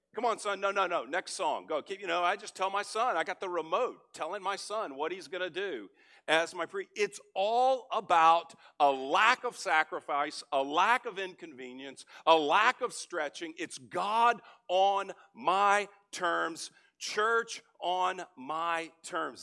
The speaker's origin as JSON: {"language": "English", "region": "Texas", "country": "United States", "tie": "born or raised there", "also_born_or_lived": "California", "moved": "as an adult", "lives_now": "Frisco, United States", "said": "I grew up in Texas, but I've been in California two decades"}